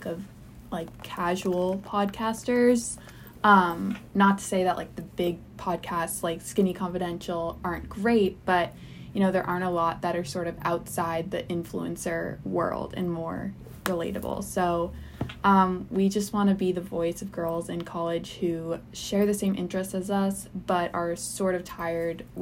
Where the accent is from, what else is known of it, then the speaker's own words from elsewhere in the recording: outside of Boston, Massachusetts, United States; moved away as an adult; now in New Orleans, United States; I grew up outside of Boston. I've lived there my whole life.